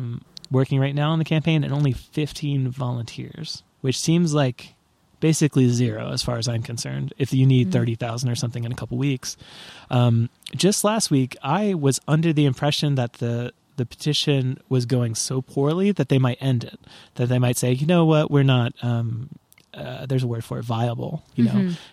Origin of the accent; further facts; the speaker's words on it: Portland, Oregon, United States; But I mean, I'm from Portland, fucking Oregon. We're not another place, right?